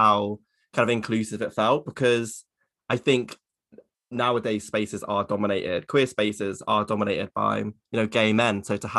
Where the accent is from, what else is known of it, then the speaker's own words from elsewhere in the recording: Maidstone, South East England, United Kingdom; moved away; I came from Maidstone in Kent, which is famously the least gay place in the universe.